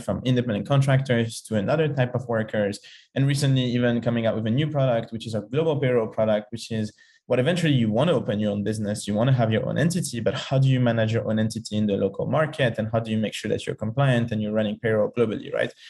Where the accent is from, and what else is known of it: Paris, Île-de-France, France; moved away